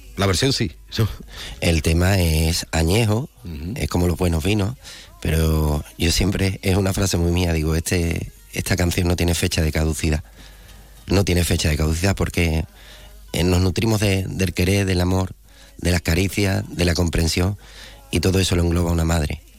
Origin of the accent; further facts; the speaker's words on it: Andalusia, Spain; Andalucía, ¿no? que al fin y al cabo es de donde yo soy